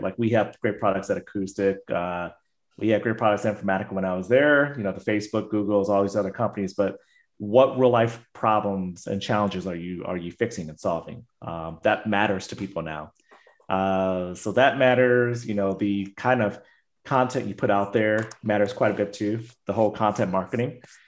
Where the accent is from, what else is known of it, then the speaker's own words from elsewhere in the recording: United States; myself being Asian American